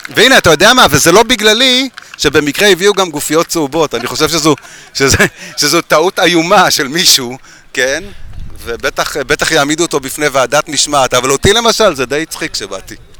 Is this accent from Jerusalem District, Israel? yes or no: yes; Jerusalem, Jerusalem District, Israel; אני ירושלמי